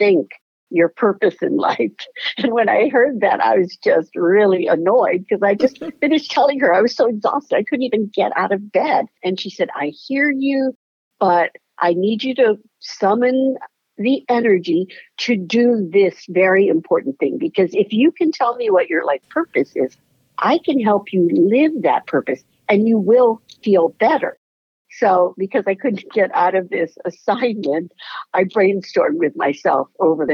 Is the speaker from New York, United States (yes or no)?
no; Hawaii, United States; I was living in Hawaii at the time